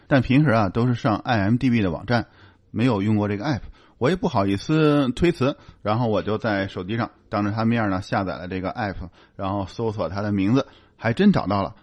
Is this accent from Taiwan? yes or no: no; China; moved away as an adult; now in Canada; 虽然我已经在加拿大现在已经住了有五六年了，但我总是希望说我们是从中国来的